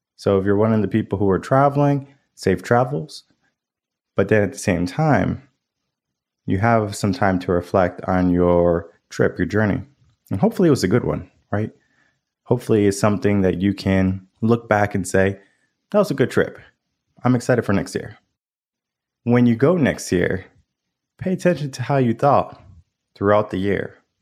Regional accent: Connecticut, United States; now in Austin, United States; I grew up in Connecticut. The dynamics from where I live now in Austin, Texas to Connecticut, night and day different

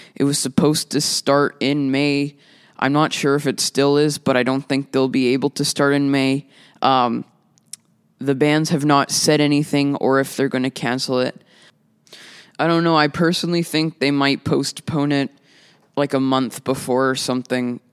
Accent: Winnipeg, Manitoba, Canada; I'm a musician from Winnipeg

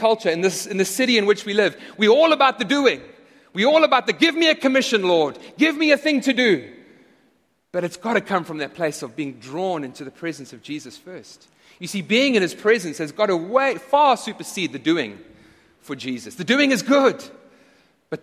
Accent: South Africa; now in United States; I'm no longer a citizen of South Africa

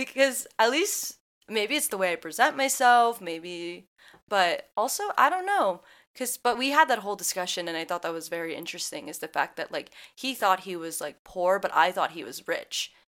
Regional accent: Midwest, United States; born or raised there

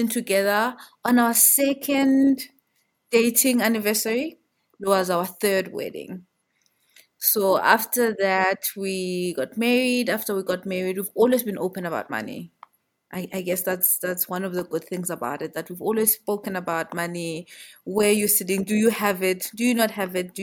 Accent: Johannesburg, Gauteng, South Africa; I'm originally from here in Joburg. I know people usually say there's no one from Joburg, but I am from Joburg through and through

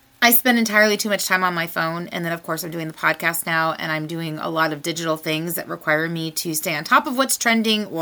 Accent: United States; I was born in the United States of America

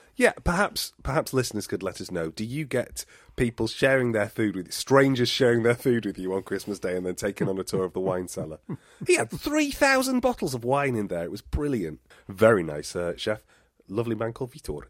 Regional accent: England, United Kingdom; also born or lived in Totnes, Devon; we said oh, from England

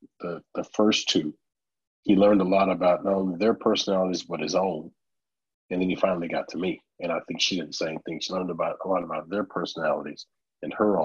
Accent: Orange, Texas, United States; moved away as an adult; now in Dallas, United States; I moved away from Orange, Texas, and I moved out to Dallas

